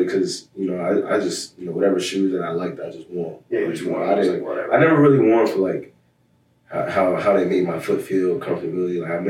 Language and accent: English; United States; moved away as an adult; now in Providence, United States; Yeah, it's my hometown team.